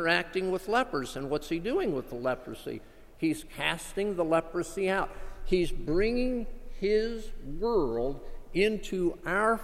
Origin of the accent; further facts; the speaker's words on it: South Florida, United States; moved away; also born or lived in Gulfport, Mississippi; I grew up in South Florida